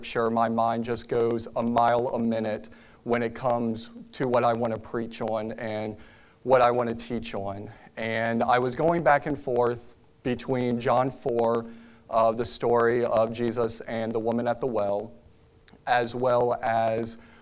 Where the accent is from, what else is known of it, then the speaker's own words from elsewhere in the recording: Richmond, Virginia, United States; moved away as an adult; now in Lynchburg, United States; my wife and I, we are both originally from Richmond, Virginia, and we have called Lynchburg, Virginia home for the last 10 years